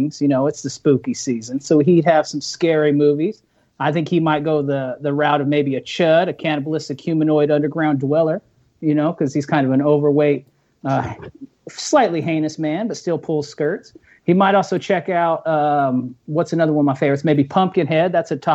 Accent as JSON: {"language": "English", "area": "the Great Northwest", "region": "Pacific Northwest", "country": "United States", "said": "I'm from the Great Northwest"}